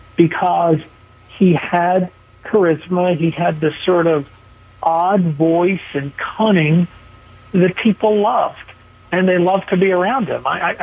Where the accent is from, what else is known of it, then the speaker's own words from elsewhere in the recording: United States; my friends growing up in the New Jersey, New York area